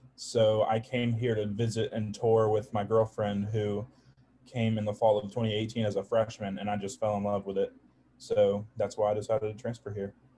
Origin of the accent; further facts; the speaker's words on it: Charleston, South Carolina, United States; I'm from Charleston, South Carolina